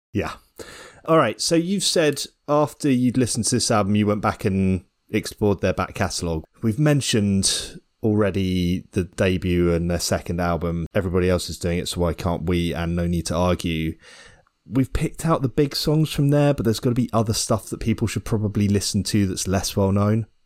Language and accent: English; Ireland; Being Irish